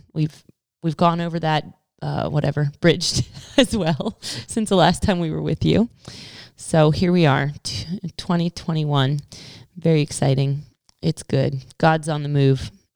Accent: United States; as an American

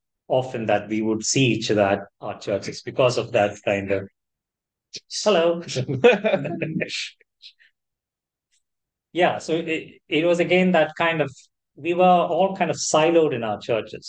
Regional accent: Kerala, India; moved away as an adult; also born or lived in Chennai; now in United Kingdom; growing up in Kerala

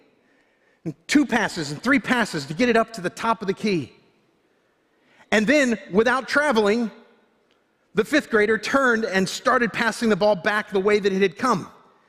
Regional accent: Florida, United States; I grew up in Florida

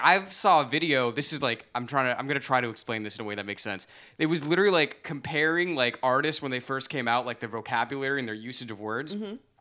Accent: Central Florida, United States; now in New York City, United States; I grew up in Central Florida

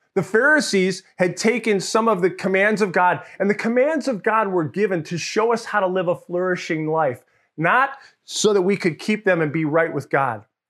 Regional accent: Mamaroneck, New York, United States; also born or lived in Larchmont, New York; I grew up in New York, and outside of the, the city of New York, in a place called Mamaroneck. I grew up Larchmont, Mamaroneck, as a kid.

